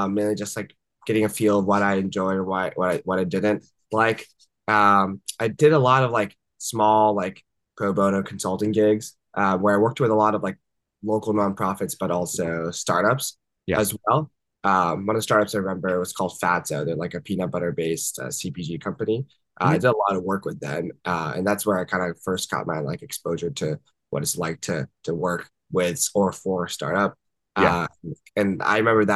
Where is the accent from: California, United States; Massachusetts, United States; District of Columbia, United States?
District of Columbia, United States; Washington; moved away as an adult; also born or lived in Japan / Vancouver, Canada; I was born in Japan, but I grew up in the Washington, D.C. area, where I pretty much spent almost all my life until college